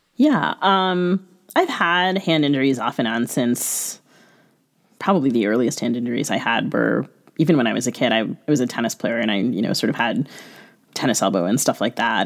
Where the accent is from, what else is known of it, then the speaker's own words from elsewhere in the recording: United States; I grew up in the United States